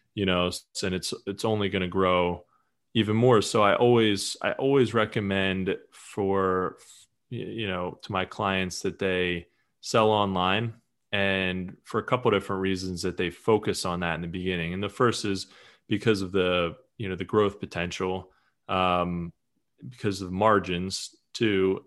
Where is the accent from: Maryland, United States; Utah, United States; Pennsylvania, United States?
Pennsylvania, United States; Eastern; I'm from from Pennsylvania